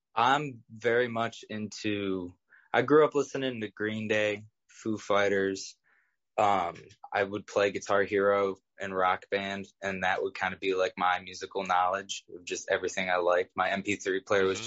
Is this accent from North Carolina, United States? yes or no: no; Cleveland, Ohio, United States; I grew up in Old Brooklyn, which is a neighborhood in Cleveland